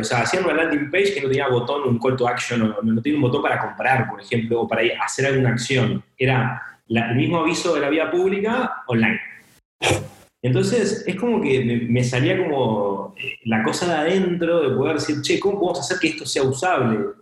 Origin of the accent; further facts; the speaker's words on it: San Antonio de Padua, Buenos Aires Province, Argentina; soy de Argentina, soy de Buenos Aires, eh, de una ciudad eh, que se llama San Antonio de Padua